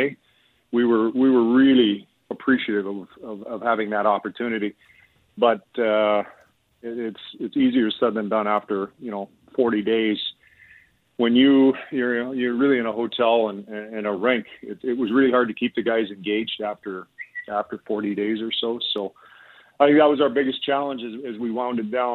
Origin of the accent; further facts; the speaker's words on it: Canada; as a Canadian and as a hockey fan